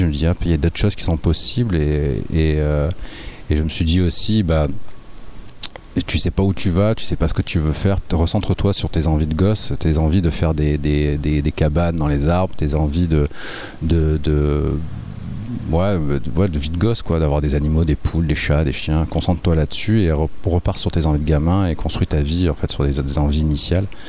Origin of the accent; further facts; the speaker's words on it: Nice, Provence-Alpes-Côte d'Azur, France; je suis de l'Ariane je suis du quartier